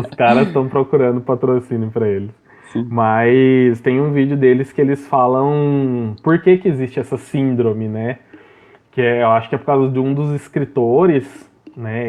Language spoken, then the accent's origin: Portuguese; Brazil